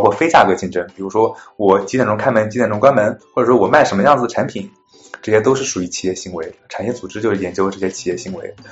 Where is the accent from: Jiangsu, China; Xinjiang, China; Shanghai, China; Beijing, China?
Jiangsu, China; moved away as an adult; now in United States; 我来自江苏，我本科毕业于南京大学的经济学系。嗯，毕业之后我来到美国的，呃，威斯康星大学，呃，麦迪逊分校攻读经济学博士学位。然后在去年毕业了之后，现在在亚马逊，嗯，做经济学家